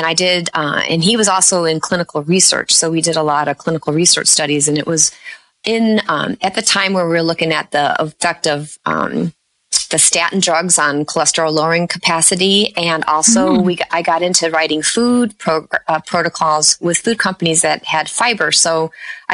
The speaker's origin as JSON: {"language": "English", "town": "Chicago", "region": "Illinois", "country": "United States", "tie": "born or raised there", "said": "I grew up in the Chicago area."}